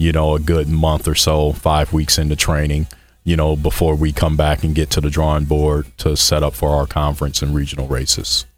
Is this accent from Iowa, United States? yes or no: no; Michigan City, Indiana, United States; moved away as an adult; also born or lived in Bloomington, Indiana; originally born and raised in Michigan City, Indiana, up there on Lake Michigan